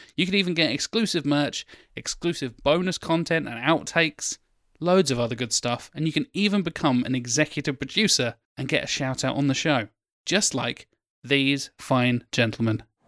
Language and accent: English; Norwich, East of England, United Kingdom; I was born in Norwich